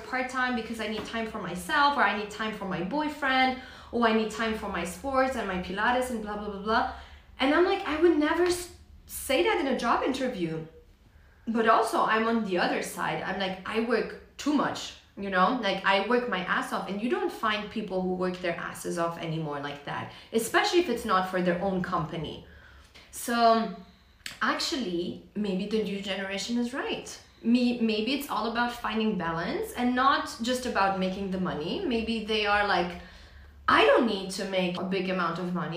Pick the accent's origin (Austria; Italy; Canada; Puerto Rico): Austria; Vienna; Polish, but born and raised in Vienna